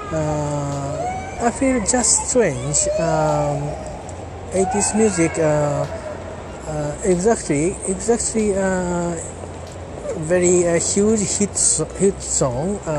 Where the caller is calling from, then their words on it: Japan; English is a second language; I'm talking from Japan. As usual, I am at near Tamagawa River